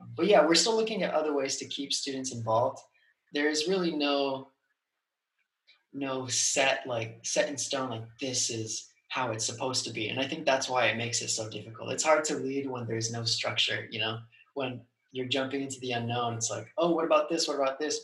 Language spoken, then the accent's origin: English; Southern California, United States; moved away as an adult; also born or lived in Virginia; I grew up in Southern California.